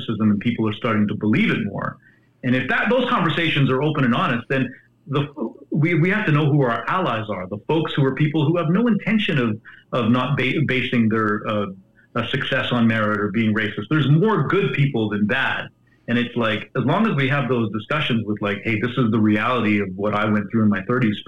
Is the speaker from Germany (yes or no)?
no; Calgary, Alberta, Canada; I grew up in Calgary where I was surrounded by country music.